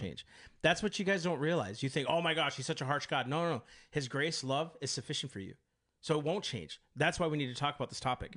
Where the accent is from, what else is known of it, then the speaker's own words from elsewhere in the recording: United States; I am an American of these United States.